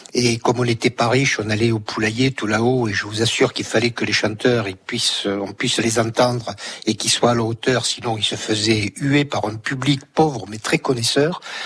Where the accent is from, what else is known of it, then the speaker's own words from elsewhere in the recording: Toulouse, Occitania, France; moved away as an adult; toulousain d'origine. Euh, et même si j'ai quitté Toulouse euh, à l'âge de 25 ans